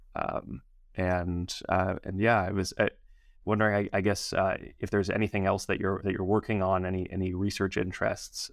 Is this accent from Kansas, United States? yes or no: no; New York City, New York, United States; as a New Yorker